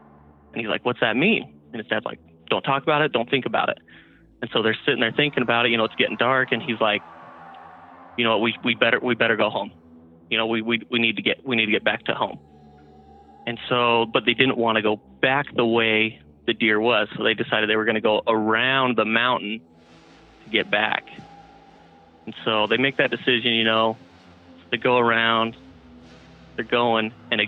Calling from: Salt Lake City, Utah, United States; from Salt Lake City, Utah.

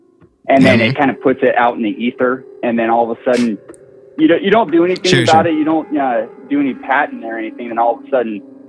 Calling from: California, United States; from Central Coast, California.

